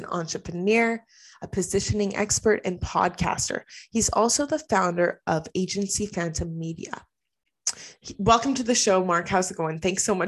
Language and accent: English; Canada; We're both from Canada, so it's kind of cool.